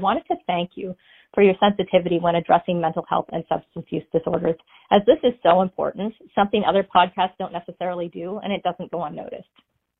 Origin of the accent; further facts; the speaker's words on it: Nova Scotia, Canada; now in United States; calling from Southern Maine, but originally from Nova Scotia. And yes … I am from Canada.